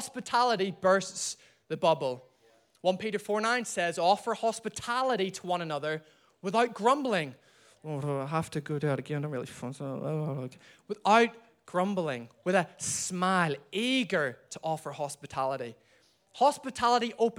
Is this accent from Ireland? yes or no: yes; Ireland; I'm from Ireland